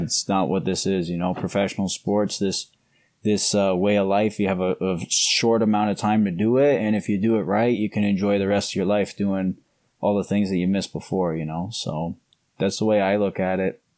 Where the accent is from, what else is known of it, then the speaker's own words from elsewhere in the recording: Canada; now in Ohio, United States; where I grew up in Canada is a lot like where I am now, like Midwestern Ohio